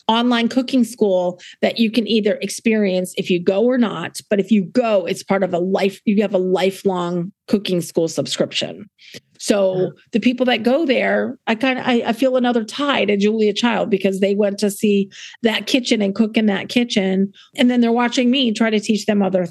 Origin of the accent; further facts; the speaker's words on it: South Dakota, United States; also born or lived in New England; now in Fredericksburg, United States; I was born and raised in South Dakota and then moved to New England